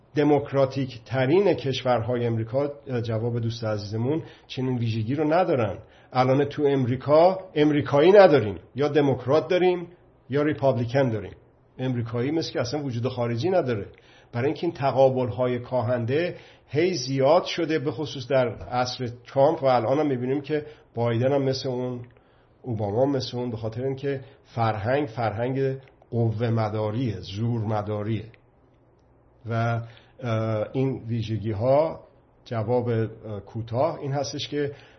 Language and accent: Persian; Iran; به عنوان یک مرد ایرانی